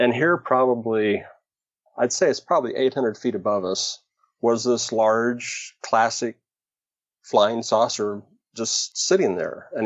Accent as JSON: {"language": "English", "town": "Riverton", "region": "Wyoming", "country": "United States", "tie": "born or raised there", "moved": "yes", "lives_now": "Oregon, United States", "said": "I was born pretty much in the geographical center of Wyoming, a town called Riverton"}